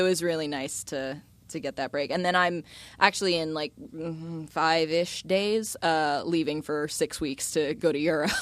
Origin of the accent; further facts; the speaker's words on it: Florida, United States; also born or lived in Tortola, British Virgin Islands; Florida raised, not Florida born.